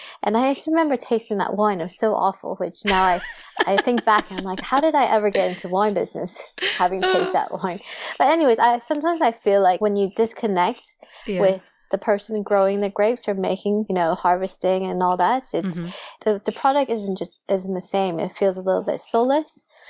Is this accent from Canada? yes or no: no; Saudi Arabia; I always tell people this little story about, I grew up in Saudi Arabia where alcohol is illegal.